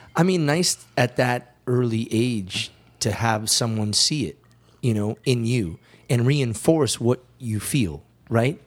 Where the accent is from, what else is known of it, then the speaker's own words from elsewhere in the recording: Cleveland, Ohio, United States; compatriots from Cleveland